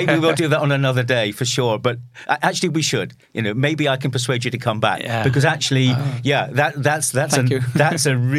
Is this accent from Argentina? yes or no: no; United Kingdom; Just as a footnote on that, as … the Brit, as a British guy, and you know that I spend a lot of time there still, but I love my Norwegian time.